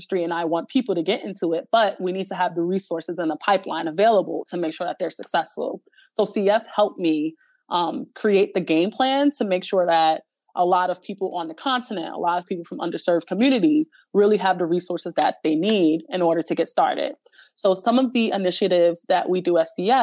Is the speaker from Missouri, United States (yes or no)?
no; New York City, New York, United States; I grew up in the Bronx